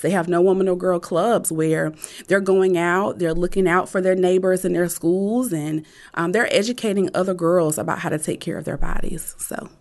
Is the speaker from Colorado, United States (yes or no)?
no; Rocky Mount, North Carolina, United States; Growing up in Nash County, um, if anybody is familiar with, uh, Rocky Mount, North Carolina, it is really a very small and rural, um, town